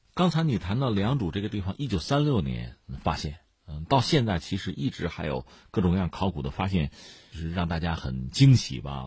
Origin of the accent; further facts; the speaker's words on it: China; 作为中国人